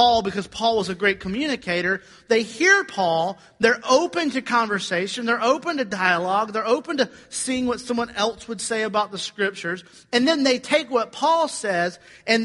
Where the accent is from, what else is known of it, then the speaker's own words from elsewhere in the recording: Georgia, United States; I'm from Georgia